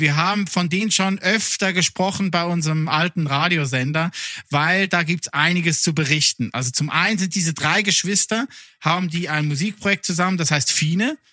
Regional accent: Lucerne, Switzerland; first language Swiss German; German is a second language; in der Innerschweiz, da wo ich herkomme, Luzern

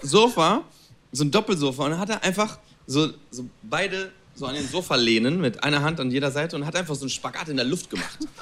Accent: Spain; German is a second language; moved away as an adult; also born or lived in Berlin, Germany / Italy; ich bin in Spanien aufgewachsen, ich bin in Spanien geboren, ich hab eigentlich Deutsch nur in der Schule gehabt.

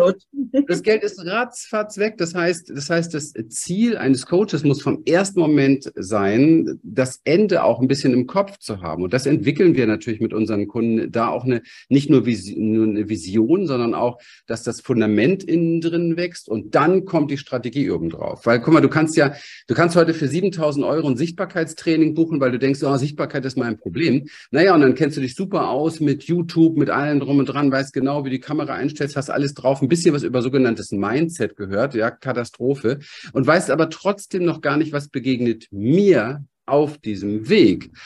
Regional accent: Berlin, Germany; ich komme aus dem Berliner Hinterhof. Ich bin aufgewachsen mit ähm, Alkoholismus

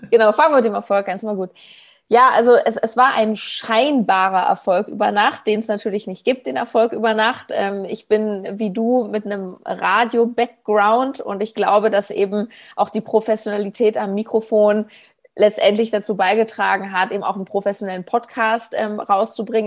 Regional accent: Berlin, Germany; habe in Berlin, wo ich herkomme, so Hausbesuche gemacht

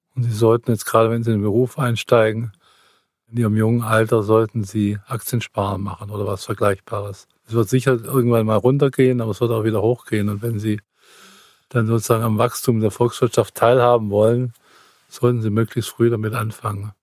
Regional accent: Swabia, Germany; ich bin geborener Schwabe

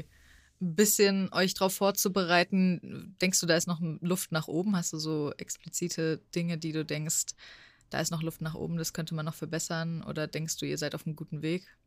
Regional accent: Frankfurt, Hesse, Germany; ich als Frankfurterin

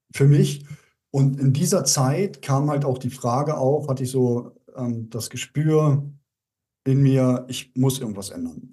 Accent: Germany; moved away as an adult; Bin dann zurückgekommen in meine alte Heimat. Ich lebe ja zwischen Leipzig und Berlin

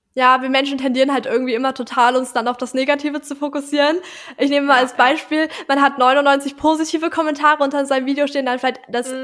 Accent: Hamburg, Germany; ich komme aus Hamburg, bin 17 Jahre alt

